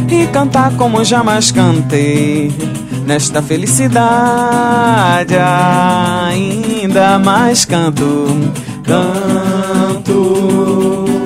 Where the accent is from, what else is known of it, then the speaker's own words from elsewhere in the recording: Curitiba, Paraná, Brazil; now in João Pessoa, Brazil; Você eu sou é curitibano. Curitibano.